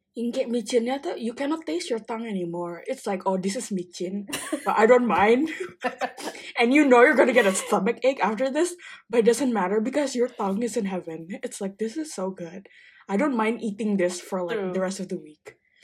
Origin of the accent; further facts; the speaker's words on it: Bandung, West Java, Indonesia; moved away as an adult; now in Melbourne, Australia; gue sebagai orang Bandung